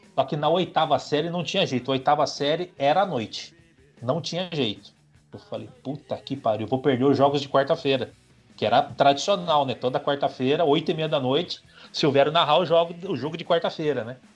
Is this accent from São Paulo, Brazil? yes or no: yes; São Paulo, Brazil; a gente torce pro São José, nós que somos de São José